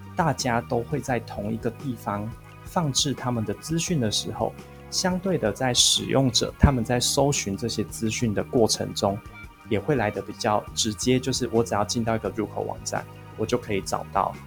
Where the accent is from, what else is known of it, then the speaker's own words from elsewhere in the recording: central Taiwan, Taiwan; 我是来自中部地区的一个，一个小孩